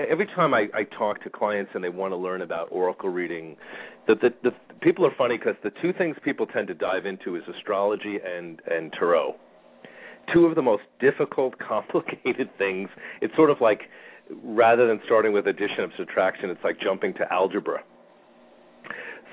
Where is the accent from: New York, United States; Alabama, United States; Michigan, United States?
New York, United States; moved away; I'm a New Yorker originally